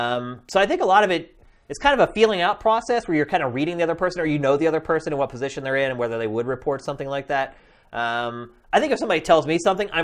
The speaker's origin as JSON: {"language": "English", "region": "central Pennsylvania", "country": "United States", "also_born_or_lived": "Philadelphia", "said": "I'm originally from central Pennsylvania. I went to college in Philadelphia."}